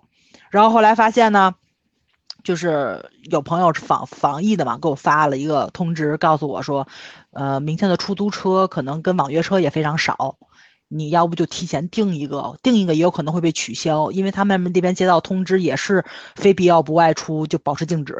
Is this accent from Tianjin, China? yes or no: yes; Tianjin, China; 加上我们天津人心也大嘛，所以我还真没觉着起伏有这么大。